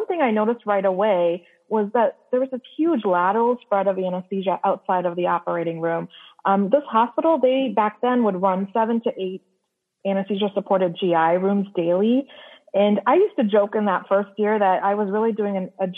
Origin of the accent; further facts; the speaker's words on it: Canada; moved away as an adult; now in United States; I'm actually Canadian. And when I came to the U.S. for residency